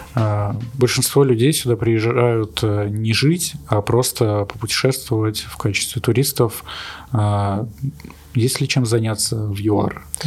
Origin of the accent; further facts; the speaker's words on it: Russia; also born or lived in Ukraine; now in Cape Town, South Africa; вообще из России